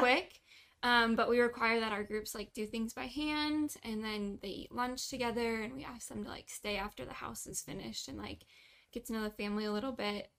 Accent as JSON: {"language": "English", "region": "Kansas", "country": "United States", "tie": "born or raised there", "also_born_or_lived": "Omaha, Nebraska / Iowa", "first_language": "English", "moved": "as an adult", "lives_now": "Tijuana, Mexico", "said": "we moved around a little bit when I was younger, but for the most part I grew up in Kansas."}